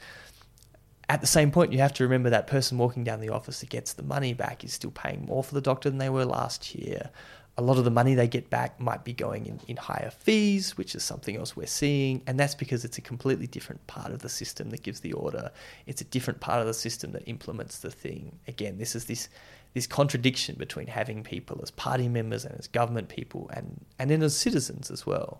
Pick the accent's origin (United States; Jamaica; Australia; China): Australia; Whyalla, South Australia; I grew up in Wyala, just like between Alice Springs and Adelaide